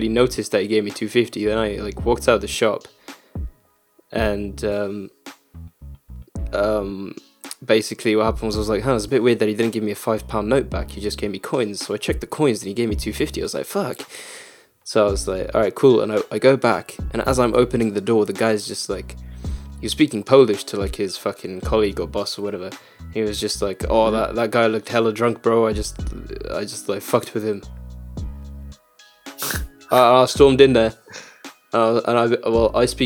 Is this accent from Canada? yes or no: no; United Kingdom; accent: British; also born or lived in Czech Republic; a thick British accent like me